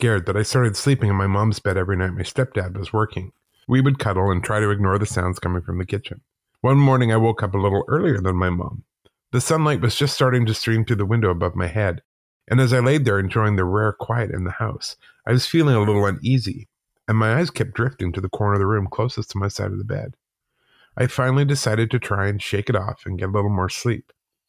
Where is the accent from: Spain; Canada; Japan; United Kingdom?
Canada; Calgary, Alberta; also born or lived in Whitehorse, Canada; I was born in Whitehorse, Yukon, but moved to Calgary, Alberta with my mom and stepdad when I was six.